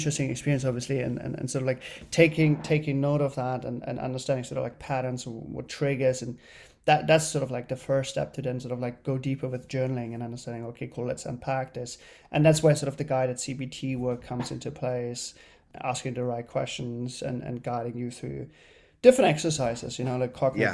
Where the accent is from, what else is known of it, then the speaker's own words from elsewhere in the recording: Germany; moved away as an adult; now in New York, United States; I grew up in Germany as an only child